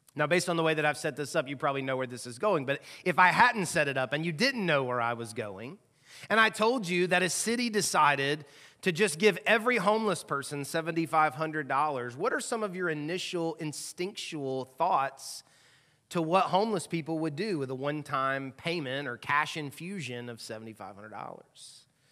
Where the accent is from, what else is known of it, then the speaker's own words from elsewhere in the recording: the South, United States; moved away as an adult; now in Louisville, United States; I've lived here now eighteen years, and I don't feel like I'm in the South, 'cause I grew up in the South